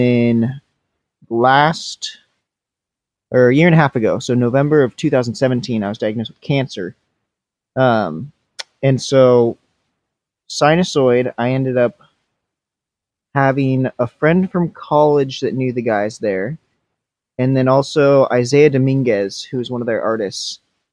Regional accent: Washington, United States; I born and raised in Washington

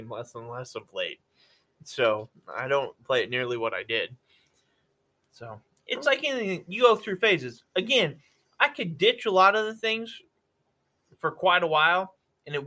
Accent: Nevada, United States; I grew up, especially spending a lot of time in Nevada or in growing up in Nevada

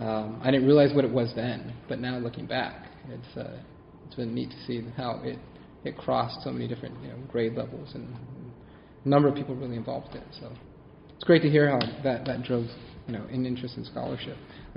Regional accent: Chula Vista, California, United States; I grew up in Chula Vista, so close to the border

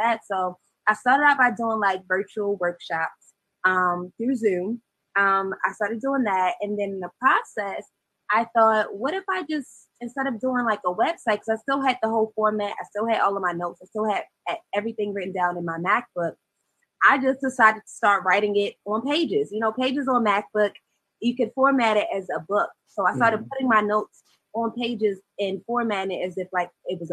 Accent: Baltimore, Maryland, United States; I'm born and raised in Baltimore, Maryland

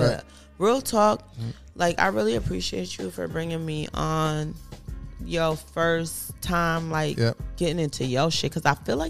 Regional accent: East Coast, United States; Like, I feel like at 18, I'm from the East Coast. Like, I was already a boss.

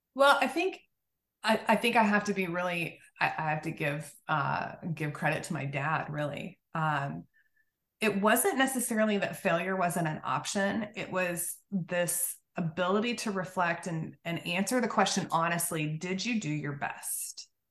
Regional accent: Oklahoma, United States; I grew up in Oklahoma, so kind of a southernish way of, of living.

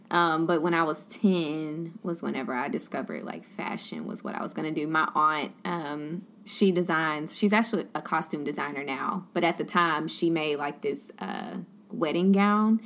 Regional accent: Beaumont, Texas, United States; also born or lived in Baton Rouge, Louisiana / Dallas, Texas; I'm from Beaumont, born and raised

